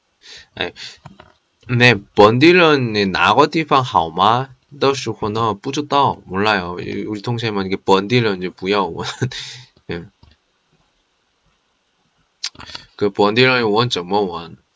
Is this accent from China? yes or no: yes; Qingdao, Shandong, China; 我也是青岛人，就问那些好看的地方有吗？没有呀，青岛哪里有这好看的、好吃的呢？